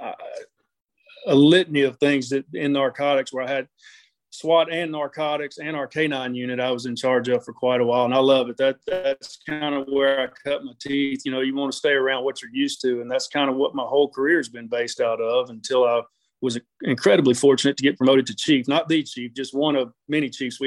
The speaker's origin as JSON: {"language": "English", "town": "Memphis", "region": "Tennessee", "country": "United States", "tie": "born or raised there", "said": "I was born and raised in the Memphis area"}